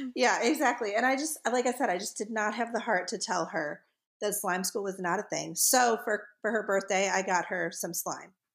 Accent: the North, United States; accent: northern; also born or lived in the South (US); now in US South; my northern accent comes out when I talk to people from the North

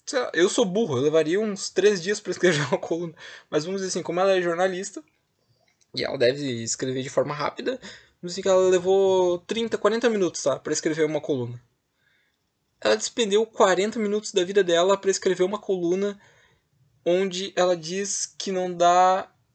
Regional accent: Rio Grande do Sul, Brazil; eu sou do Rio Grande do Sul

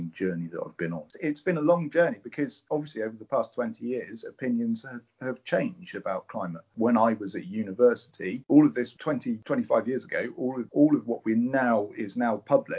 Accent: Cornwall, South West England, United Kingdom; I'm Cornish and I'm an artist

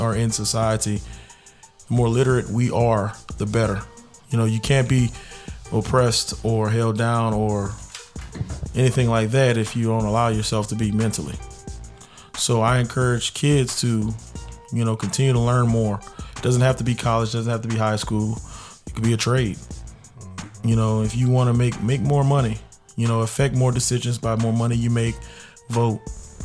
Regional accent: New Orleans, Louisiana, United States; when I was growing up in New Orleans

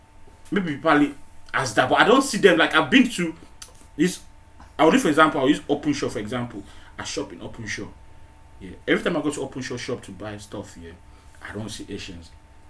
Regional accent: Nigeria; also born or lived in United Kingdom; now in Manchester, United Kingdom; growing up in Nigeria, I didn't know what it was called, halal food, yeah? Until I came to the UK, yeah?

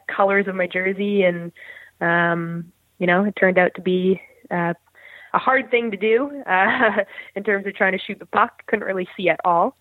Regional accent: Burnaby, British Columbia, Canada; I grew up in Burnaby, British Columbia, um, just outside of uh, downtown Vancouver.

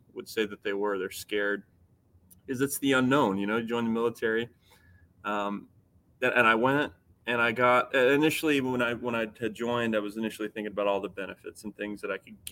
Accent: Midwest, United States; I grew up here in the Midwest

